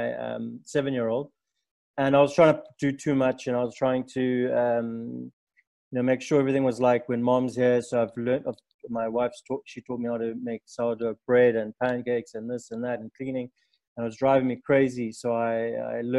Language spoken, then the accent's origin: English; South Africa; I'm a third generation African